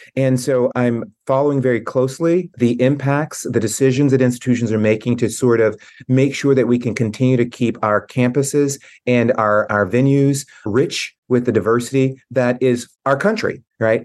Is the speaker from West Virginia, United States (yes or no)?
no; Tennessee, United States; moved away as an adult; now in Boston, United States; growing up in Tennessee in the seventies and eighties